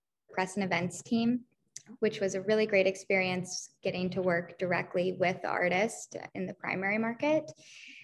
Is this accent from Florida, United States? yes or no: no; Charlotte, North Carolina, United States; moved away as an adult; also born or lived in Sewanee, Tennessee; now in New York, United States; I'm from Charlotte, North Carolina.